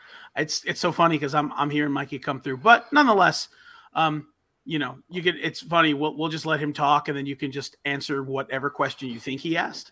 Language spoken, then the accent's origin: English; Orlando, Florida, United States; I'm from Orlando.